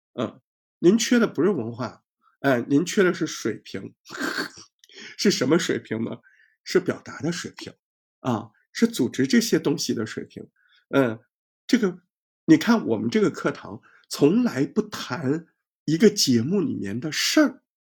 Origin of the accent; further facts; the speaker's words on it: Hangzhou, Zhejiang, China; 拿我们杭州话叫杨二广儿的